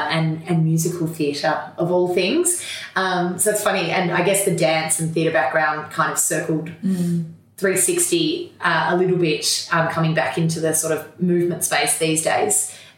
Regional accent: Melbourne, Victoria, Australia; Oh, I'm a Melbourne girl, so born and bred, and grew up in a super active, sporty family.

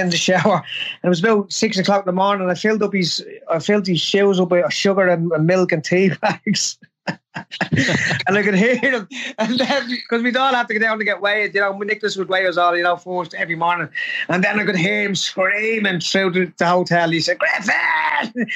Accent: Ireland; I was from Glimnet, which was a rough enough place

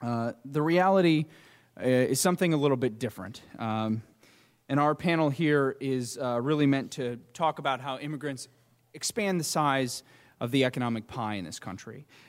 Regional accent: Detroit, Michigan, United States; my hometown paper, the Detroit News

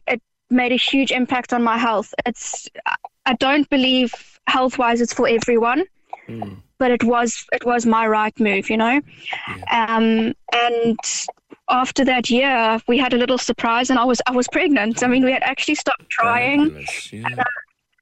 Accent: South Africa; now in Ireland; I'm initially from South Africa. And I was vegan whilst living there

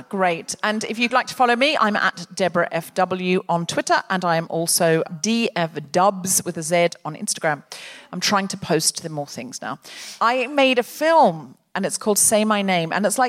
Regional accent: United Kingdom; I just find people want to and then they feel they can't because no one wants to start it because we're British.

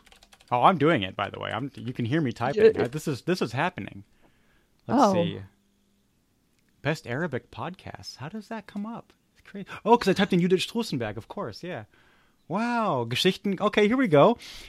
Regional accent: California, United States; kind of, because I'm from California.

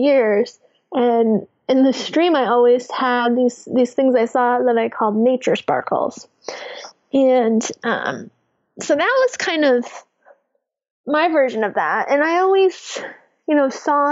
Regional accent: New England, United States; I grew up in New England

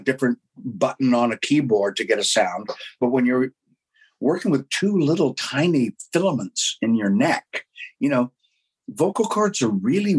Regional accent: Canada; being Canadian

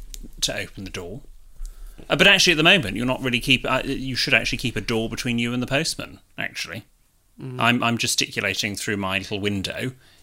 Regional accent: Manchester, North West England, United Kingdom; accent: Manc; I am from Manchester. I went to an all-girl private girls' school.

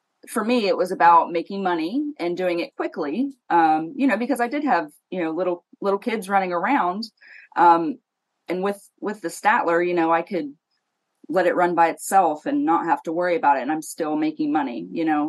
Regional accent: Ohio, United States; I am from Ohio

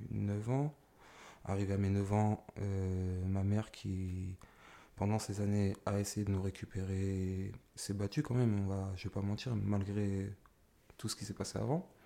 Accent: Argenteuil, Île-de-France, France; born there; Alors, moi, je suis né à Argenteuil, donc euh, je suis resté là-bas jusqu'à mes 5 ans.

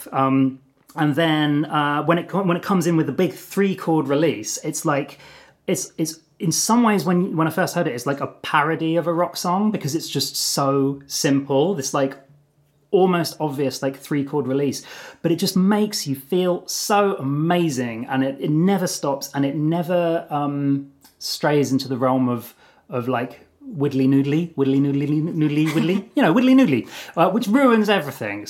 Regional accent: Brighton, South East England, United Kingdom; moved away as an adult; also born or lived in London; you're maybe about 6 years old, you're growing up in Brighton in Sussex

